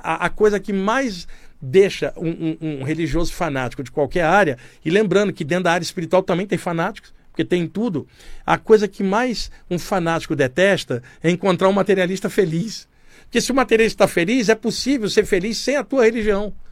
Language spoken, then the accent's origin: Portuguese; Brazil; Eu estou bem aqui como brasileiro